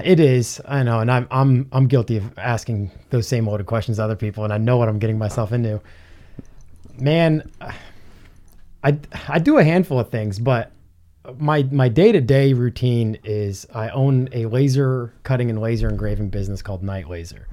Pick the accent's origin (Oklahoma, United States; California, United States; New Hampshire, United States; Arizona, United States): New Hampshire, United States; I'm from New Hampshire